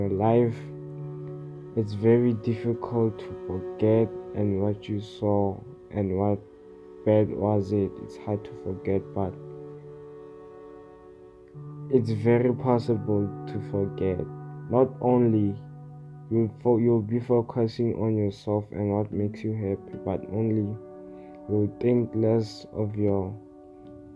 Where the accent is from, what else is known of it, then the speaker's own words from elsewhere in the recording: South Africa; I'm from South Africa.